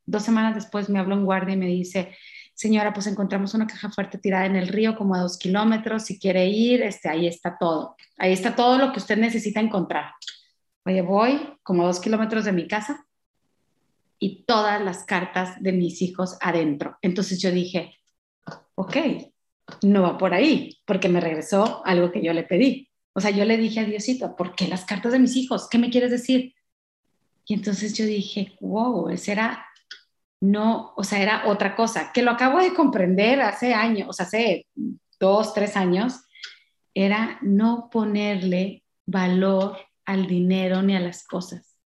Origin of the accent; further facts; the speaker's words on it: Mexico; nosotros como mexicanos o latinos